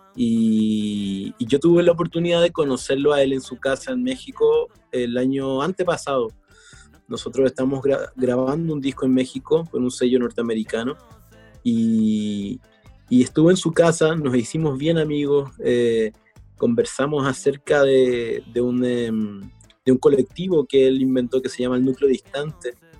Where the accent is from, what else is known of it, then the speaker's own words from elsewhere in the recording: Chillán, Ñuble, Chile; en Chillán, en la edad que yo estuve, que fue la más fuerte, que es la de la infancia